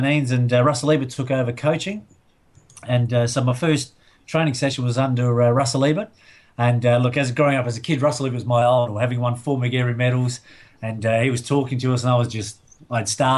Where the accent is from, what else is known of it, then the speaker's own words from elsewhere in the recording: Adelaide, South Australia, Australia; I grew up in the Rosewater area